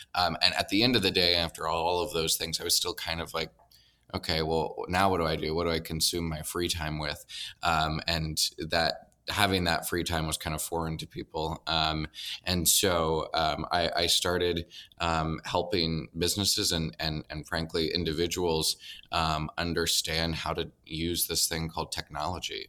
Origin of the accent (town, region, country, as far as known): Nebraska, United States; moved away as an adult; also born or lived in North Carolina